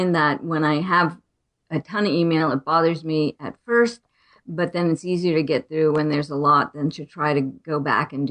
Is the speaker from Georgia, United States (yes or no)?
no; Arizona, United States; I was born in Arizona. I still live here